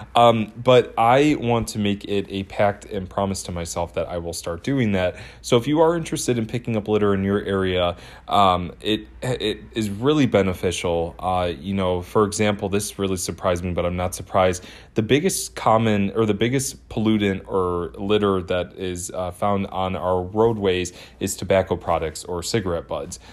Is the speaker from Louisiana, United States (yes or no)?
no; Twinsburg, Ohio, United States; moved away; I'm originally from Twinsburg, Ohio